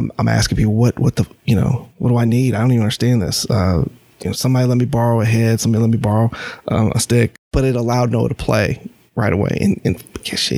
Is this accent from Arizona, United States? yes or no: no; Champaign, Illinois, United States; moved away as an adult; now in North Carolina, United States; I grew up in Illinois, Champaign, Illinois, city of bubbles